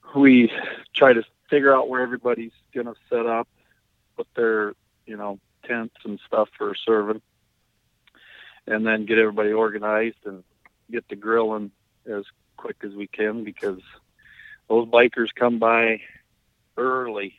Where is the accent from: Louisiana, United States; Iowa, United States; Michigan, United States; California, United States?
Iowa, United States; Bancroft; my hometown of Bancroft